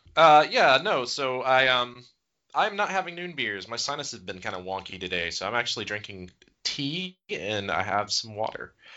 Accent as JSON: {"language": "English", "town": "Gainesville", "region": "Georgia", "country": "United States", "said": "I am from Gainesville, Georgia"}